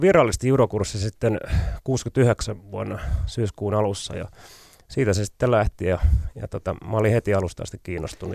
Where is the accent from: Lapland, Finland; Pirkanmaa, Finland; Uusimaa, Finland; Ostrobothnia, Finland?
Pirkanmaa, Finland; mä oon maalta kotoisin